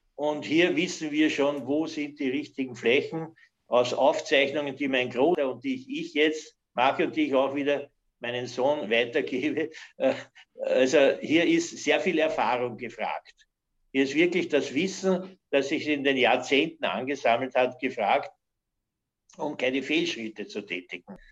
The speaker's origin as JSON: {"language": "German", "town": "Hollabrunn", "region": "Lower Austria", "country": "Austria", "also_born_or_lived": "United States / Canada", "said": "ich komme aus Hollerbrunn"}